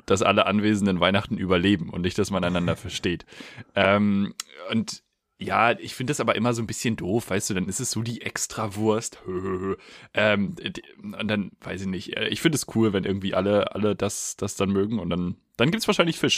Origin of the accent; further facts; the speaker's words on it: Germany; als Deutscher